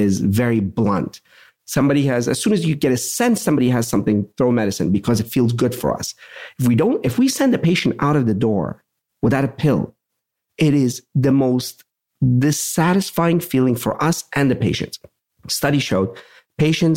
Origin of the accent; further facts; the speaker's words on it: Pittsburgh, Pennsylvania, United States; I'm from Pittsburgh.